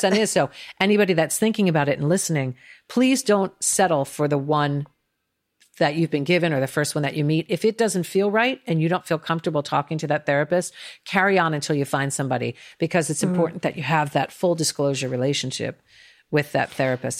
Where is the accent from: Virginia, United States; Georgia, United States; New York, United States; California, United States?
New York, United States; also born or lived in Northwest London; now in Los Angeles, United States; I'm a New Yorker. I live in LA for the business, but I'm definitely a New Yorker at heart.